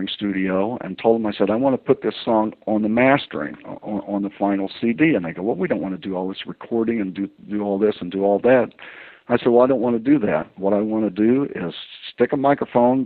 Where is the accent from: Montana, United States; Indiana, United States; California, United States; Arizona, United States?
Indiana, United States; I'm from Indiana